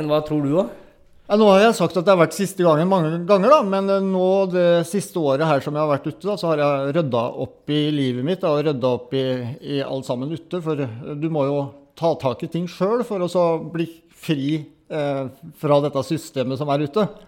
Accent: Mysen, Østfold, Norway; Jeg kommer fra Mysen, eh, bor 20 minutter nede i gata her.

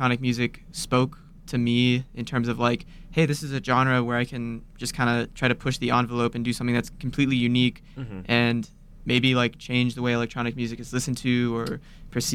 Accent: Laredo, Texas, United States; moved away as an adult; now in Austin, United States; Originally, I'm from Laredo, Texas, which is on the border.

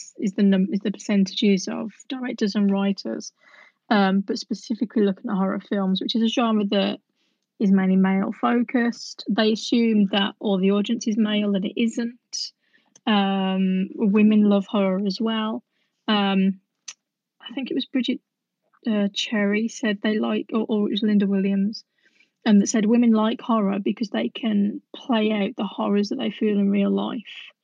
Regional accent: West Midlands, United Kingdom; I'm from the West Midlands

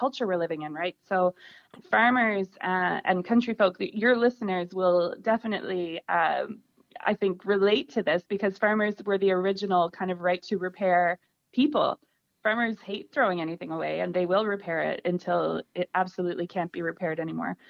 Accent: Nova Scotia, Canada; moved away as an adult; now in Tipperary, Ireland; I'm originally from Nova Scotia on the east coast of Canada

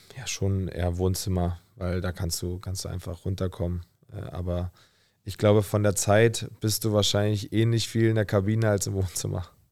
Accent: Berlin, Germany; also born or lived in Potsdam; also bin ich ja auch in Berlin aufgewachsen, habe dann meine erste Wohnung in Berlin bezogen

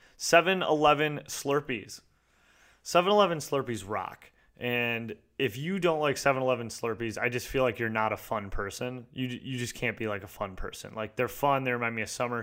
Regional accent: Michigan, United States; I'm from Michigan

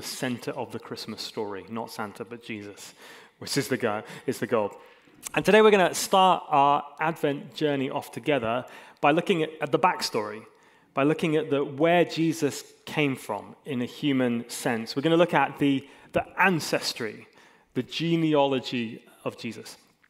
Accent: Hong Kong; I also grew up in Hong Kong, and I spent a long time growing up in Hong Kong, and if people say, where are you from? I often say, hey, I'm from Hong Kong

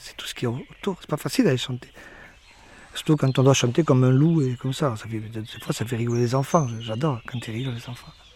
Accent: Béarn, Nouvelle-Aquitaine, France; dans ma langue de chez moi, dans le Béarnais

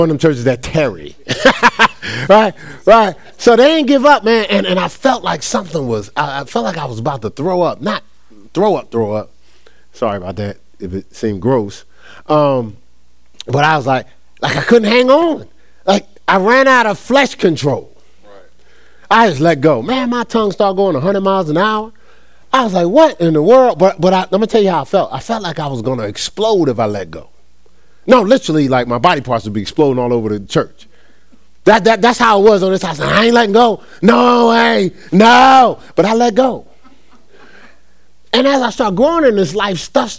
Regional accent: Newark, New Jersey, United States; born and raised in Newark, New Jersey

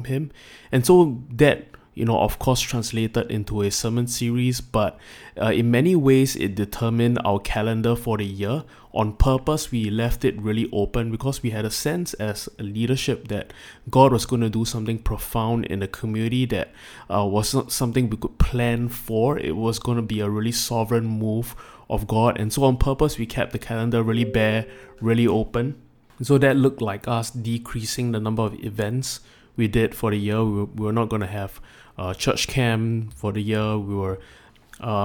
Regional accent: Singapore; as a Singaporean

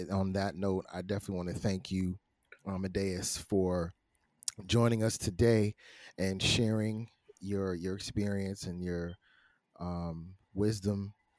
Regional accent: Brooklyn, New York, United States; I grew up in Brooklyn with the fireworks

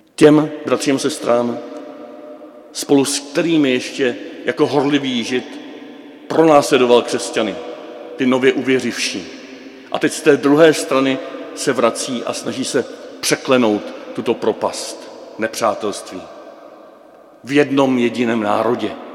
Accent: Moravia, Czechia; u nás na Moravě

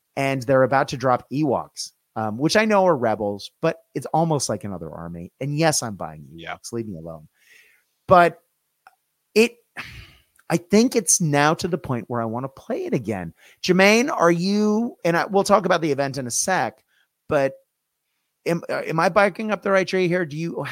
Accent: Boston, Massachusetts, United States; I'm from Boston

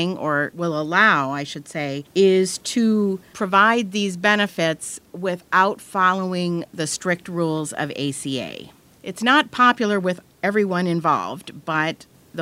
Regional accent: Iowa, United States; moved away; Iowa, where I'm from

